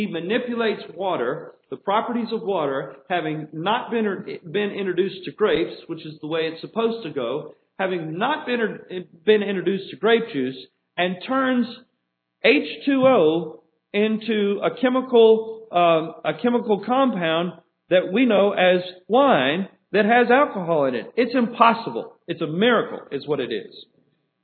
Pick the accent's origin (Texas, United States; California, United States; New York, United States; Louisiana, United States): Louisiana, United States; New Orleans; moved away; I come from New Orleans. It's a very different culture there than it is here.